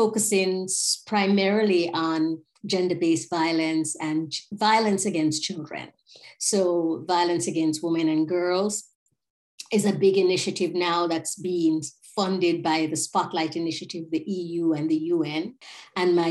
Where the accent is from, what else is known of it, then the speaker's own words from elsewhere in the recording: Jamaica; moved away; I'm from here